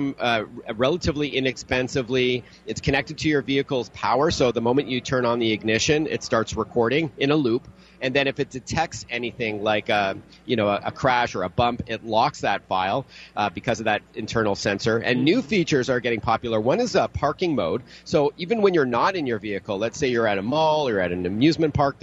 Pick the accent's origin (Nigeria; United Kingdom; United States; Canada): Canada; Toronto, Ontario; my hometown in Toronto